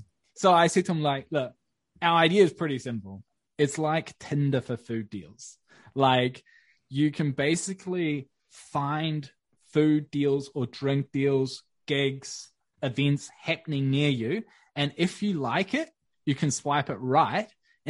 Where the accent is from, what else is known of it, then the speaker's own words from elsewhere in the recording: Wellington, New Zealand; we moved into this new fancy ass co-working space in my hometown in Wellington.